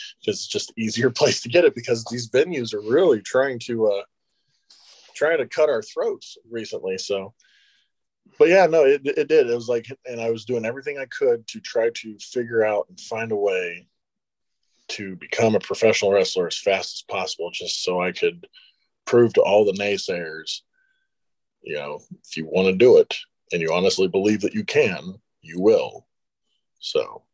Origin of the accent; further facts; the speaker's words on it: United States; my hometown at the time, which was Shelby County